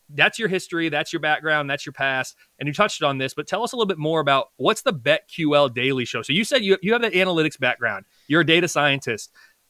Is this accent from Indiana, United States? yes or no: yes; Indianapolis, Indiana, United States; moved away as an adult; also born or lived in Ohio; I'm sitting here as someone who was born and raised in Indianapolis, went to undergrad at Purdue, so still in the state of Indiana, did grad school at Ohio University, so still in the Midwest.